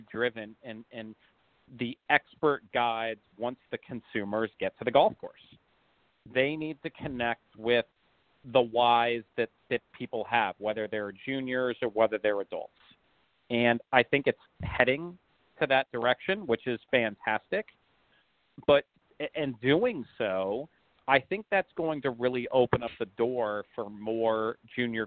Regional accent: Los Angeles, California, United States; I grew up in Los Angeles

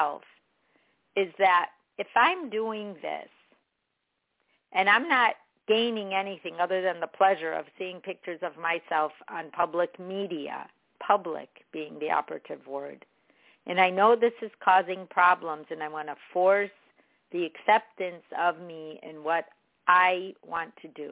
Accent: Chicago, Illinois, United States; I'm from Chicago

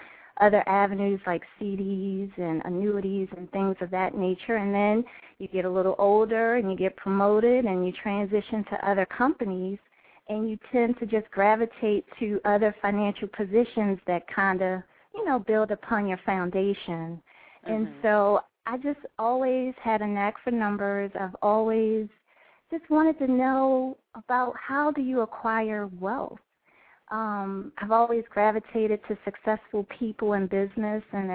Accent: Washington, District of Columbia, United States; I was born and raised in the Washington, D.C. area

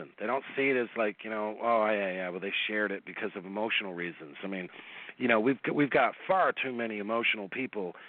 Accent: East Coast, United States; I'm from the East Coast

